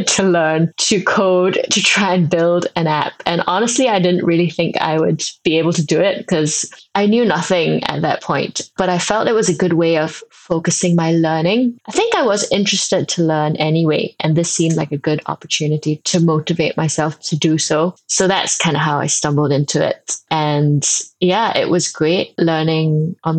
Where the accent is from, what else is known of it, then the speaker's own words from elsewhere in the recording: Singapore; moved away as an adult; now in United Kingdom; I grew up in Singapore. So I actually spent the first 18 years of my life in Singapore.